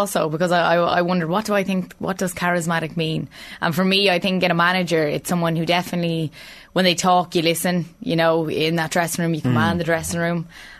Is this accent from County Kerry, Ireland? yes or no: no; County Meath, Ireland; I'm from Meath, and obviously it's massive for me being from Meath, like growing up watching him